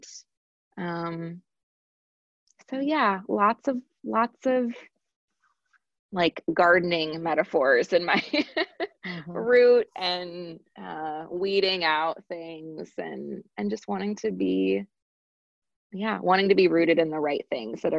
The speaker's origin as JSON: {"language": "English", "town": "Chicago", "region": "Illinois", "country": "United States", "tie": "born or raised there", "also_born_or_lived": "Washington, D.C.", "moved": "as an adult", "said": "I am a born and bred Midwest girl. So my parents met on a blind date at Iowa State. So they both are from the lovely state of Iowa. And then they moved to the Chicagoland area and had me."}